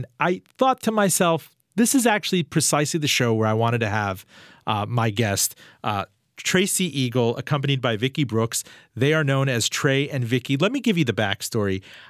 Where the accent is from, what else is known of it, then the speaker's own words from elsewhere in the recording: Iran; I mean, I'm from Iran, and I talked to my dad about his dad